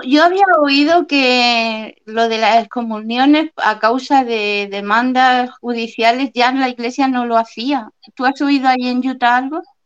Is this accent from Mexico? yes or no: no; Spain; accent: Spanish; cuando oían mi acento español, pues me decían, ah, ¿de dónde eres? Y tan ignorantes que le decía que era de España